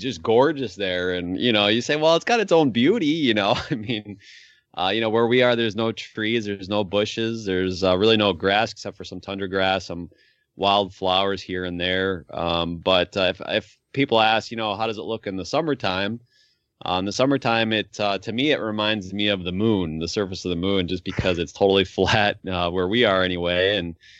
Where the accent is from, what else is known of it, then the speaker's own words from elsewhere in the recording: New York, United States; now in Point Hope, United States; I grew up in New York